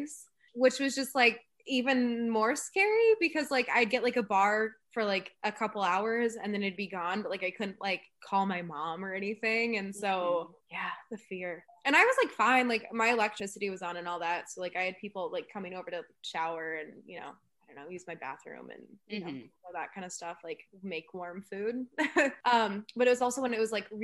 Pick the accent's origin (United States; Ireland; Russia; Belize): United States; Midwest; I'm obviously from the Midwest